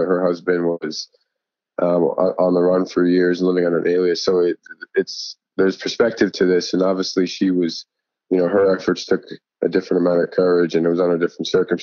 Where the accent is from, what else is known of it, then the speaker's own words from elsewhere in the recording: Boston, Massachusetts, United States; moved away; also born or lived in Davidson; growing up in Boston